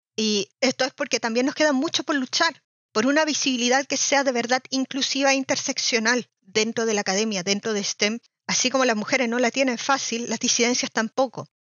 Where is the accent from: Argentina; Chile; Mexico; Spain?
Chile; moved away as an adult; now in Germany; Soy de Chile y realicé mi doctorado en microbiología marina en Alemania, donde sigo viviendo